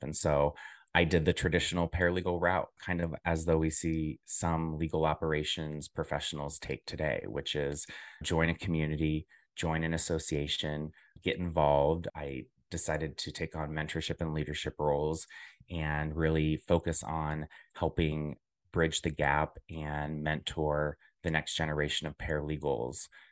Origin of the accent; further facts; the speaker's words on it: Centerville, Ohio, United States; moved away as an adult; also born or lived in Dayton, Ohio / Chicago; I am originally from Dayton, Ohio, a small southwestern town, more specifically, narrowing down to Centerville is where I grew up